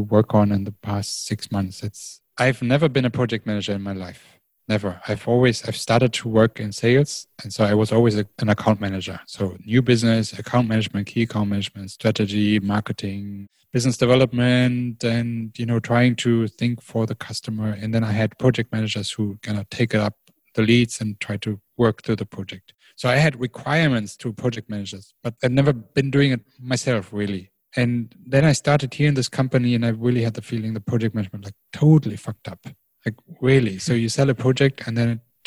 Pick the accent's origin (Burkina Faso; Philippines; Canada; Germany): Germany; moved away as an adult; now in China; I grew up in Germany